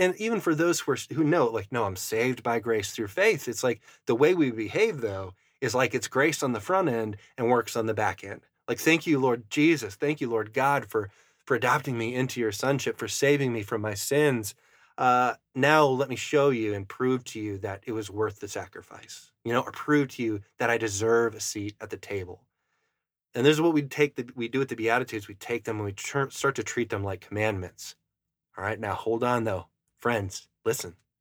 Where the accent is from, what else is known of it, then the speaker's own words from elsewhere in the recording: Fargo area, Upper Midwest, United States; that's where I'm from. I'm from the Arctic Northern tundra.